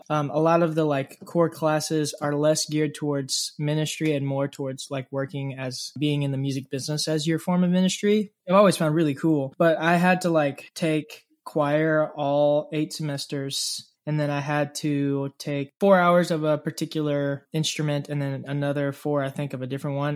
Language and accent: English; Mobile, Alabama, United States; I was born and raised in Mobile